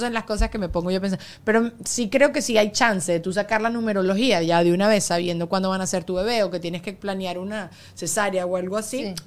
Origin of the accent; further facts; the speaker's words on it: Venezuela; moved away; cuando yo estaba creciendo en Venezuela